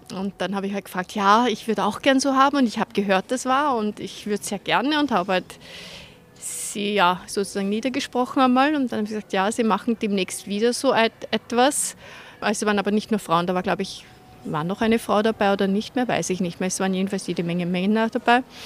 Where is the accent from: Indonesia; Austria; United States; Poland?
Austria; Vienna; now in Munich, Germany; komme ich aus Wien, bin aber in München gelandet